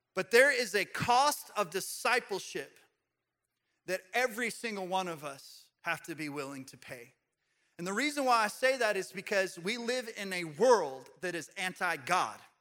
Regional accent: United States; as American Christians

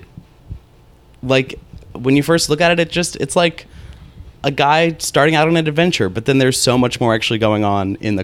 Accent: United States; We're American

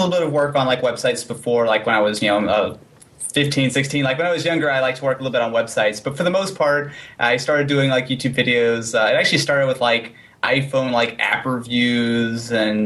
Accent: Missouri, United States; I'm from Missouri

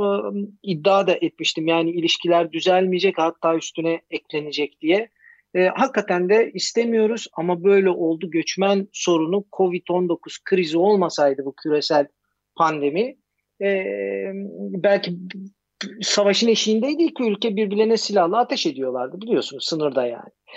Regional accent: Greece

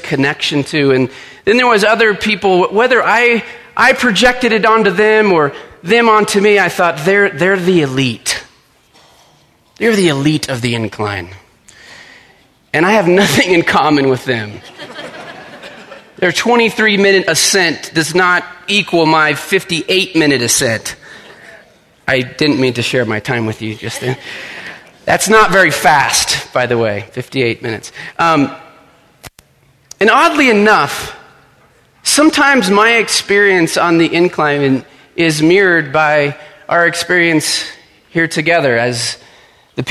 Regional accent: Littleton, Colorado, United States; moved away as an adult; I grew up in Littleton

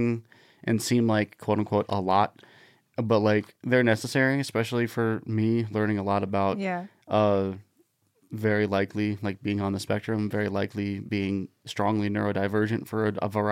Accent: Washington, United States; moved away; when I was a kid growing up in Washington State

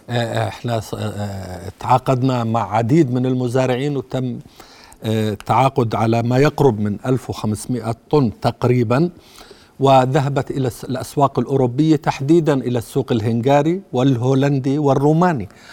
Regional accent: Jordan; عندنا في الاردن

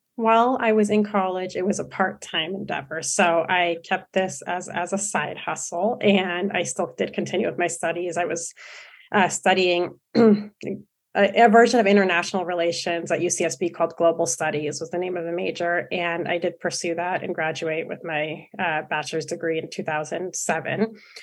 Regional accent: San Francisco, California, United States; moved away as an adult; also born or lived in Santa Barbara; I'm from San Francisco originally

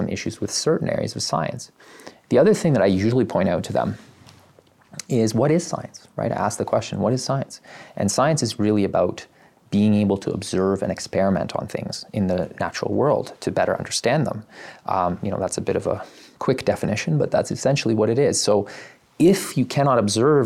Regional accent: Canada; I was born in Canada. So I grew up here

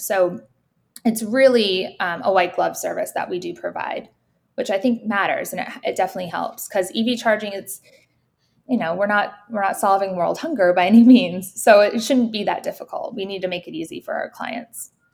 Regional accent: New Hampshire, United States; I'm from New Hampshire

